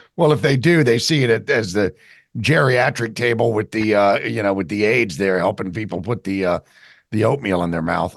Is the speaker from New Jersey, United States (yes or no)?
yes; New Jersey, United States; I'm from New Jersey